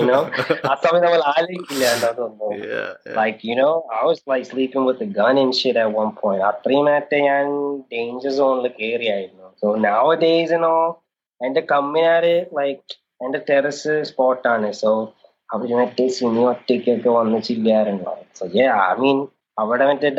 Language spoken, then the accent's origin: English; New Orleans, Louisiana, United States; moved away as an adult; also born or lived in Thrissur, India / Ooty, India; now in India; I'm from New Orleans